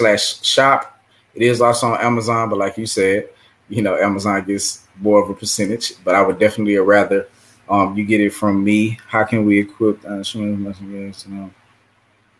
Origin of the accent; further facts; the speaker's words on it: Missouri City, Texas, United States; also born or lived in Lafayette, Louisiana / Abbeville, Louisiana / Kaplan, Louisiana / Houston, Texas; I grew up in Missouri City once I moved